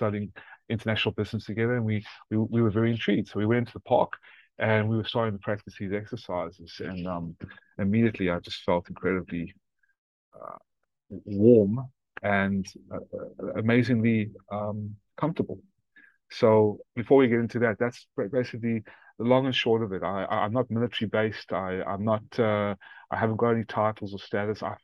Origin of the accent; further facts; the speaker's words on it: South Africa; also born or lived in Atlanta, Georgia; now in United States; born in South Africa after my family fled World War II, Lithuania and Ukraine, Nazi-occupied Lithuania and Ukraine. And I ended up in South Africa. And I immigrated to become the first American citizen in my family in Atlanta, Georgia.